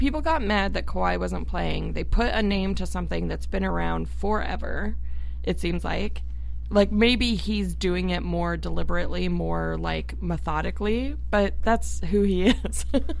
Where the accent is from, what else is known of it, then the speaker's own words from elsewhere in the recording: Tucson, Arizona, United States; also born or lived in Phoenix, Arizona; And like in Arizona, I grew up in Tucson actually. And then moved to the Phoenix area in high school.